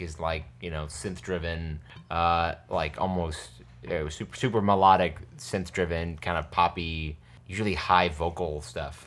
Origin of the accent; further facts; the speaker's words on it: New Hartford, New York, United States; moved away as an adult; also born or lived in Albany, New York / Bushwick, New York City; now in New York City, United States; I grew up in New Hartford, and then when I was nineteen, my parents moved back to Albany